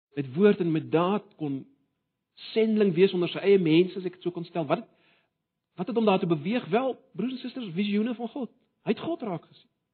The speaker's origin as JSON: {"language": "Afrikaans", "country": "South Africa"}